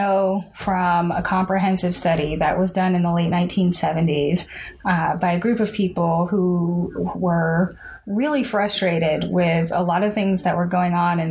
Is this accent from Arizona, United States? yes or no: no; Arkansas, United States; I am from the Mississippi Delta region of Northeast Arkansas.